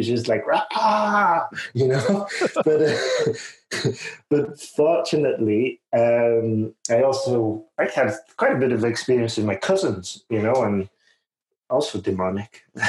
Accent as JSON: {"language": "English", "town": "Huddersfield", "region": "Yorkshire and the Humber", "country": "United Kingdom", "lives_now": "Spain", "said": "But yeah, so I was originally from the Huddersfield, and then I've been traveling quite a bit, and I ended up in Spain because of Erasmus"}